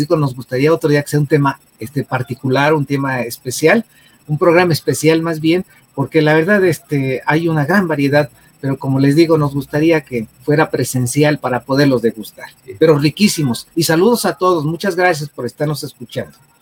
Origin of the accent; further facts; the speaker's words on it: Mexico; Es una de las bellas tradiciones que tenemos como mexicanos